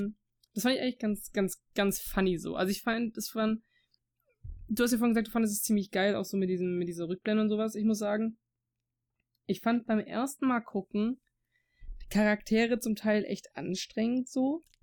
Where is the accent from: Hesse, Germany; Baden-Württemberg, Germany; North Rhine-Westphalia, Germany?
Baden-Württemberg, Germany; Swabia; accent: Swabian; first language German; Deutsch ist meine Muttersprache. Aber ich bin selber jemand, der halt auch durch, durch meinen, durch den Dialekt und sowas, also durch Schwäbisch zum Beispiel jetzt, halt so Wörter drin habe, die halt Dialekt sind.